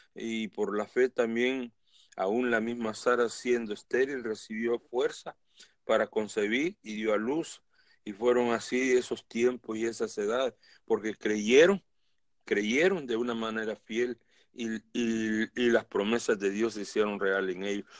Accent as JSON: {"language": "Spanish", "country": "El Salvador", "said": "en mi país, El Salvador"}